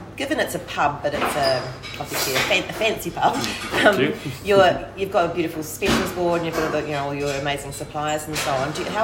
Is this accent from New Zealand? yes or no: yes; Christchurch, Canterbury, New Zealand; now in Melbourne, Australia; I'm from New Zealand, from Christchurch, so Melbourne's a big city to me